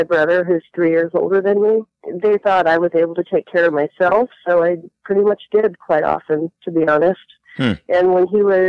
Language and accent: English; Lincoln, Nebraska, United States; first language Latvian; English is a second language; I'm an adopted kid in Lincoln, Nebraska, adopted by two Latvian refugees